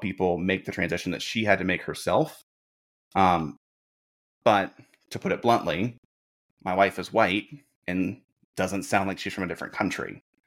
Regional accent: Birmingham, Alabama, United States; moved away as an adult; also born or lived in Jackson, Mississippi; now in Indianapolis, United States; born and raised in Birmingham, Alabama, moved to Jackson, Mississippi for college

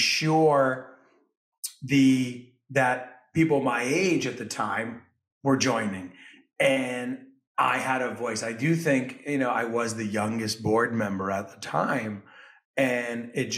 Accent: Westchester County, New York, United States; I'm originally from Westchester County

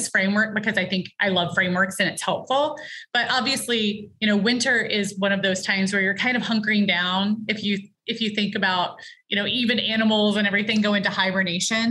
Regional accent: Virginia, United States; I grew up in Virginia, you get all four seasons

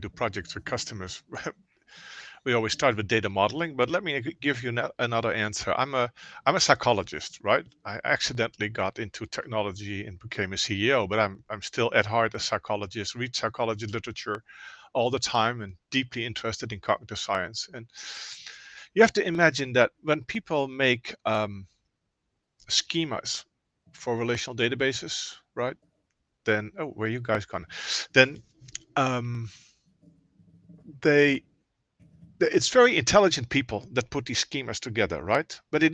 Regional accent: Netherlands; moved away as an adult; also born or lived in Oakland, California; now in Lafayette, United States; I'm Dutch

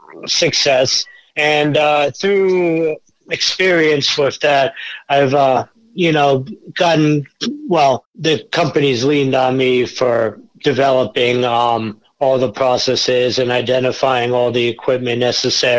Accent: Long Island, New York, United States; moved away as an adult; also born or lived in Colorado; I grew up in Long Island

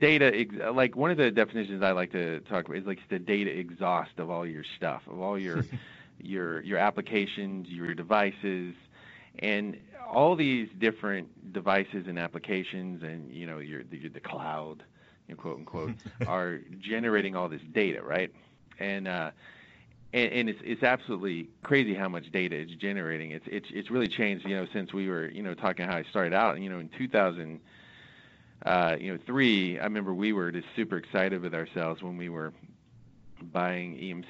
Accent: Southeast, United States; I'm from the Southeast

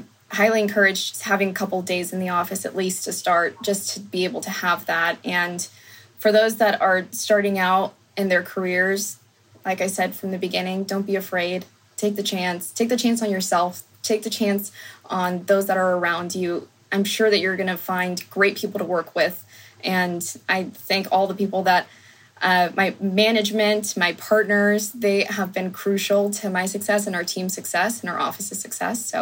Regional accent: Sacramento, California, United States; My siblings and I were the only Hispanics at our school growing up in the Sacramento region

